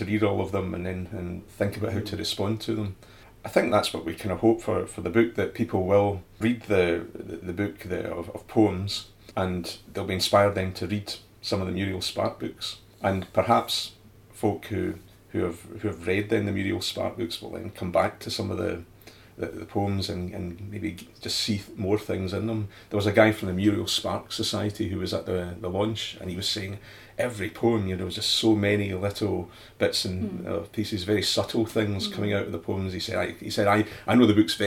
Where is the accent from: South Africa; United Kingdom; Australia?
United Kingdom; Scotland; ourselves as Scottish people